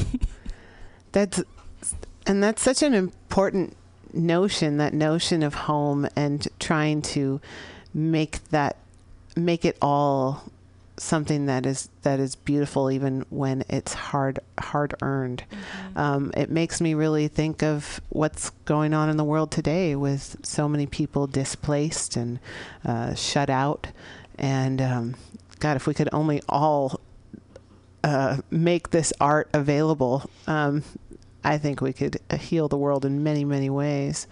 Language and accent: English; San Francisco, California, United States; here in San Francisco, here in the Mission District of my hometown.